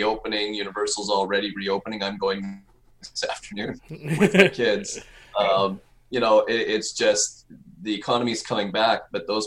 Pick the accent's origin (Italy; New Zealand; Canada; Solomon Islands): Canada; moved away as an adult; also born or lived in Edmonton, Canada / Montreal, Canada; now in Orlando, United States; I'm originally Canadian. Lived in Edmonton and then Montreal for many years.